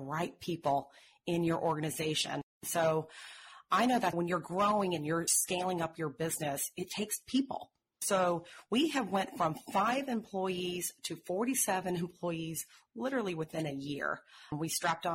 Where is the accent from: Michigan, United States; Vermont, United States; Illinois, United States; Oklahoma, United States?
Oklahoma, United States; Tulsa; I grew up in Tulsa, Oklahoma, so I'm from the heartland